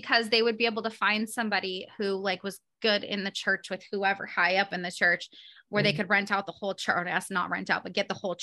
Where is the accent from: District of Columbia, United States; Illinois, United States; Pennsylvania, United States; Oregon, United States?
Oregon, United States; Portland; now in Arizona, United States; I'm from Portland, which is a very left leaning city. That's where I'm, you know, born and raised